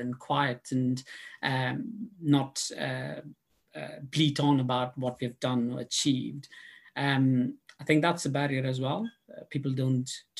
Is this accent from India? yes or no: yes; India; moved away as an adult; now in London, United Kingdom; I grew up in India